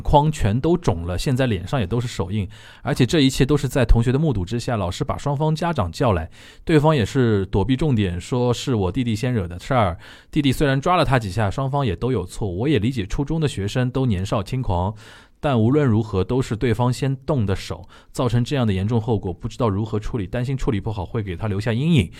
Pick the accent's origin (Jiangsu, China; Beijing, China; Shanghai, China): Shanghai, China; moved away as an adult; also born or lived in Japan; 我们都是土生土长上海人